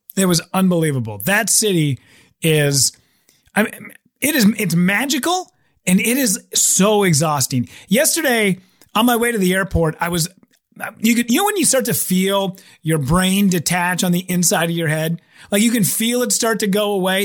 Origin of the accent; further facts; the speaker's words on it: Minneapolis, Minnesota, United States; I'm from Minneapolis